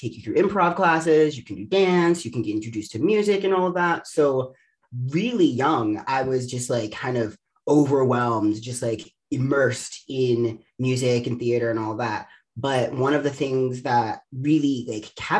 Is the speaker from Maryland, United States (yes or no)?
yes; Baltimore, Maryland, United States; moved away; also born or lived in New York; I'm originally from Baltimore. I grew up in like the suburbs of Baltimore